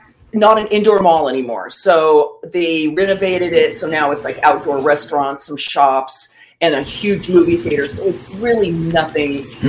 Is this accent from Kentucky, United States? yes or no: no; California, United States; I grew up in California, and Chris, I am a Valley girl.